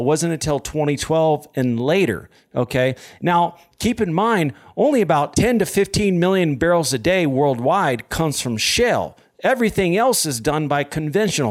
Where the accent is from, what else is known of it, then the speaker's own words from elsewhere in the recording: United States; I'm an American